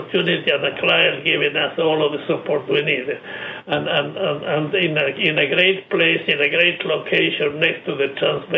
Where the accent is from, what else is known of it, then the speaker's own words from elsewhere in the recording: San Miguel de Tucumán, Tucumán, Argentina; now in United States; my hometown, Tucumán, in northwest Argentina